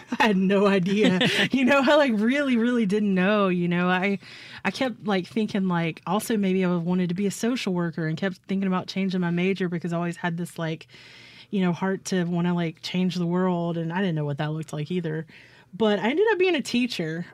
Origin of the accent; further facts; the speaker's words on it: Clinton, Mississippi, United States; also born or lived in Baldwyn, Mississippi / Booneville, Mississippi / Hattiesburg, Mississippi; I grew up in Clinton, Mississippi.